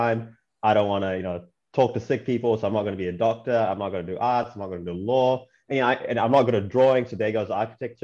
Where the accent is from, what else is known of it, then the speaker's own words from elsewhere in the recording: Auckland, New Zealand; also born or lived in Chennai, India / Brunei; And then I moved to New Zealand when I was 9, and I grew up there. I lived in Auckland